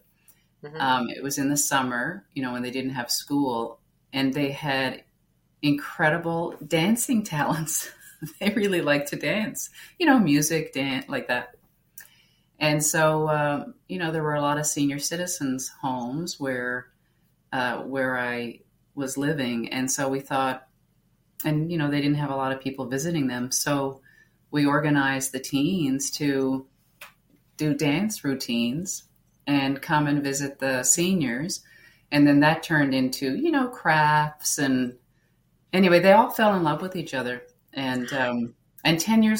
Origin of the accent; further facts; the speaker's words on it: Newfoundland and Labrador, Canada; I grew up in Newfoundland. So it's the most easterly province in Canada